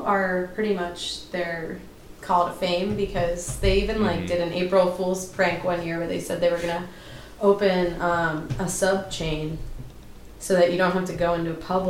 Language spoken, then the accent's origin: English; Florida, United States; So I'm from